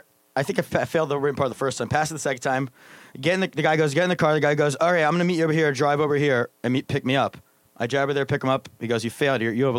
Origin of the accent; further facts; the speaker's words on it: Pennsylvania, United States; I'm from Pennsylvania.